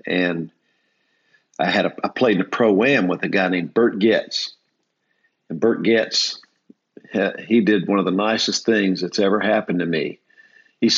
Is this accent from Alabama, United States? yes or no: no; Fayetteville, North Carolina, United States; moved away as an adult; also born or lived in Chicago; growing up in Fayetteville